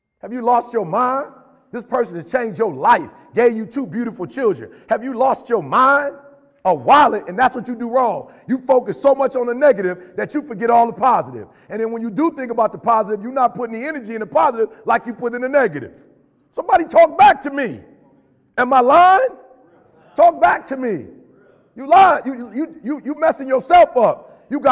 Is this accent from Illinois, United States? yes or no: yes; Chicago, Illinois, United States; moved away; also born or lived in Detroit; I'm from Chicago originally